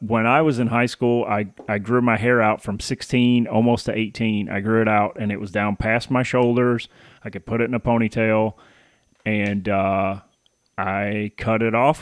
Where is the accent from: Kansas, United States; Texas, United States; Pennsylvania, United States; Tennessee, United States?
Tennessee, United States; Paris; moved away as an adult; also born or lived in Baton Rouge, Louisiana / Michigan; I was born in Baton Rouge, but I was raised in Paris